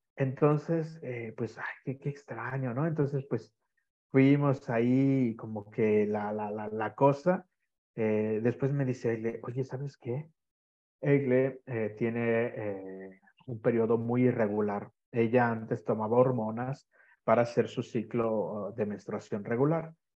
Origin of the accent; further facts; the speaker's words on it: Guadalajara, Jalisco, Mexico; moved away as an adult; now in Sardinia, Italy; soy de, Guadalajara, es que yo soy de una la segunda ciudad más grande de México.